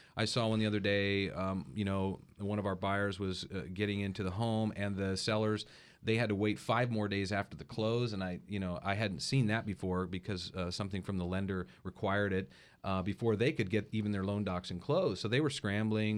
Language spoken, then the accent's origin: English; Paso Robles, California, United States; also born or lived in Hawaii; growing up in Paso, I've fallen in love with the North County